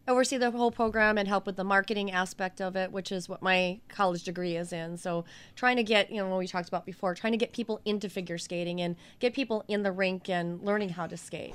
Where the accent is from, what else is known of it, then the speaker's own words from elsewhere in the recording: Wauwatosa, Wisconsin, United States; I grew up in Wauwatosa